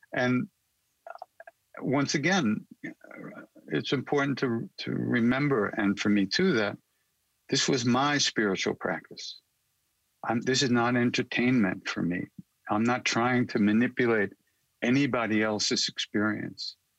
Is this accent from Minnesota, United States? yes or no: no; Long Island, New York, United States; also born or lived in India; I'm a kid from Long Island, New York. So and I grew up with rock and roll